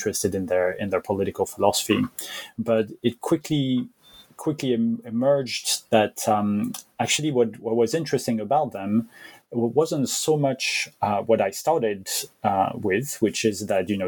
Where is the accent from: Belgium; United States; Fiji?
Belgium; also born or lived in France; now in United Kingdom; I'm originally from France, even though I guess I call myself French, but I grew up in Belgium.